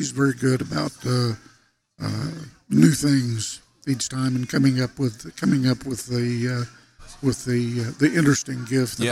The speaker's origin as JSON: {"language": "English", "region": "Western Oklahoma", "country": "United States", "tie": "born or raised there", "moved": "yes", "said": "grew up in Western Oklahoma, as we've talked about, and I grew up in an era where Christmas pageants were a routine part of the public school system"}